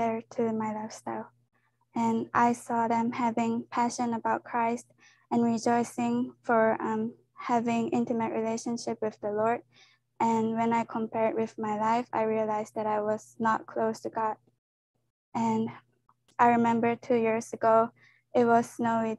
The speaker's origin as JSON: {"language": "English", "country": "Japan", "tie": "born or raised there", "moved": "as an adult", "lives_now": "Kansas City, United States", "said": "I'm from Japan, and I came here for college"}